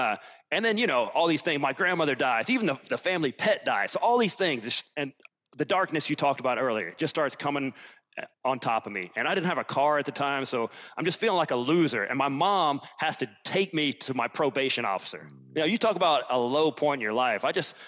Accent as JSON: {"language": "English", "region": "Alabama", "country": "United States", "tie": "born or raised there", "also_born_or_lived": "Germany / Virginia / Ireland", "said": "You know, I'm from Alabama. We moved around a little bit, lived in Germany for a couple of years."}